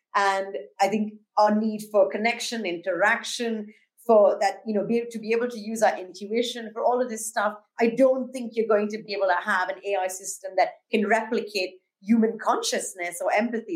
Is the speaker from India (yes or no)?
yes; India; now in London, United Kingdom; my home country of India, where I'm originally from already